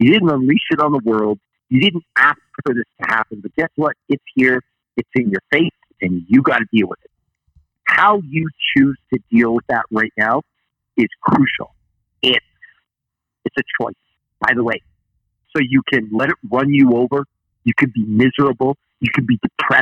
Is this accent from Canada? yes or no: yes; Canada; I'm Canadian, so I sometimes use words that people don't understand. Like I call a couch Chesterfield or I call a remote control a converter